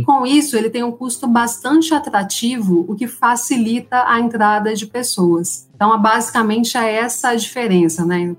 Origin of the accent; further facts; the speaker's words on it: Arujá, São Paulo, Brazil; eu sou aqui de São Paulo, né? Minha família é de Arujá, uma uhum. cidade aqui da Grande São Paulo